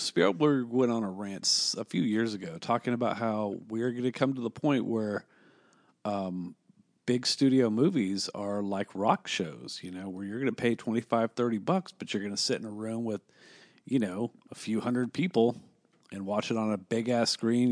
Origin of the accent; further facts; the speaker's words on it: Kansas City, Kansas, United States; We're from the fucking K C M O area, dude. We're on the Kansas side